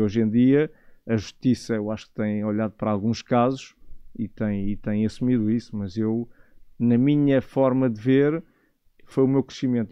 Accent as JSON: {"language": "Portuguese", "town": "Negrais", "region": "Lisbon", "country": "Portugal", "tie": "born or raised there", "also_born_or_lived": "Loures / Italy", "said": "eu, cresci na aldeia, cresci em Negrais, numa aldeia pacata"}